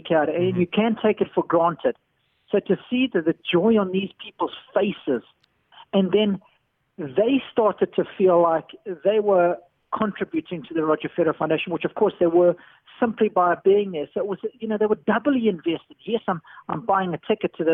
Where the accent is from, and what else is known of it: South Africa